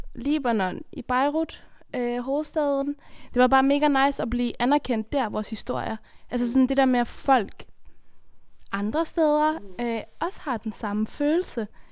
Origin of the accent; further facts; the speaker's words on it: Afghanistan; now in Denmark; jeg kommer fra Afghanistan, hvor det er et af de fem værste lande at være kvinde i.